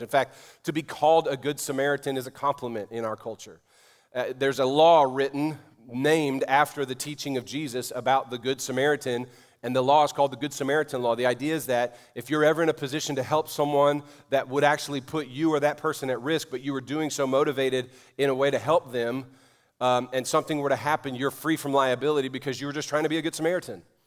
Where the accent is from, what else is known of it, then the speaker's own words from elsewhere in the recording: New Orleans, Louisiana, United States; moved away; my hometown of New Orleans